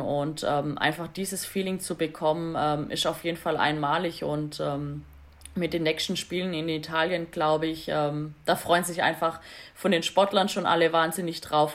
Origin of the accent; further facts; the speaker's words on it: Swabia, Baden-Württemberg, Germany; ich mich jetzt natürlich wieder als Schwabe